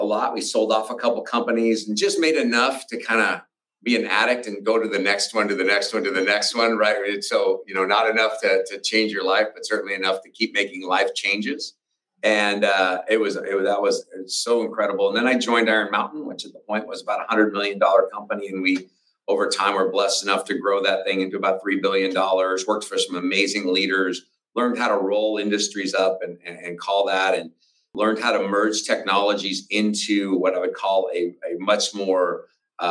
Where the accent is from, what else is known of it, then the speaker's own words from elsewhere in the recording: outside of Spokane, Washington, United States; I grew up in outside of Spokane, Washington.